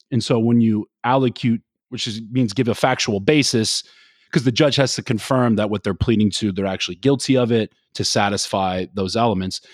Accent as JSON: {"language": "English", "region": "Florida", "country": "United States", "also_born_or_lived": "the South", "moved": "yes", "lives_now": "New Jersey, United States", "said": "I'm from Florida"}